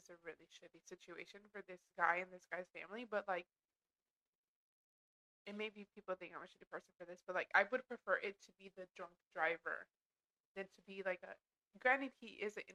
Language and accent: English; Texas, United States; moved away; I'm from Texas